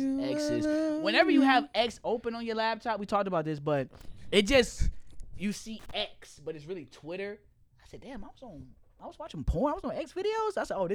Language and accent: English; the South, United States; I grew up in the South